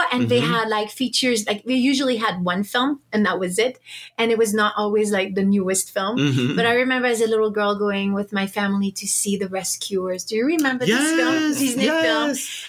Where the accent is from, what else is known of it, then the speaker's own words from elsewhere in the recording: France; I'm from France and I grew up sailing with my dad and my brothers, and I love the ocean.